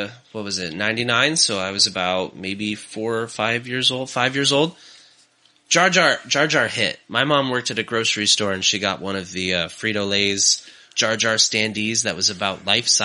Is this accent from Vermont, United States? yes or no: yes; Vermont, United States; growing up in Vermont in the snow